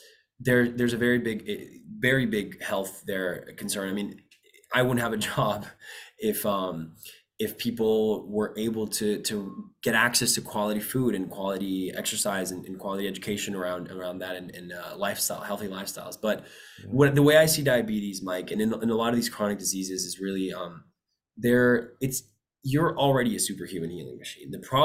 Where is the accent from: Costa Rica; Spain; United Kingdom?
Costa Rica; Typically, I come from Costa Rica. I spend a lot of time there.